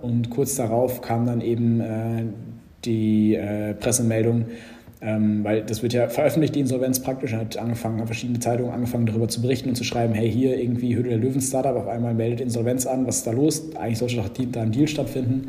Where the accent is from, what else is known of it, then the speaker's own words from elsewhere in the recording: Germany; als Deutscher